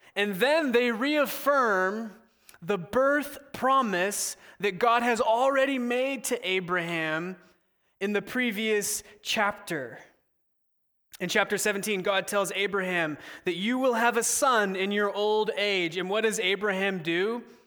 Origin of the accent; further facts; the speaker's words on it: Southern California, United States; moved away as an adult; now in Seattle, United States; I went to college in Seattle, but I'm originally from Southern California, so I had to move away from mom and pop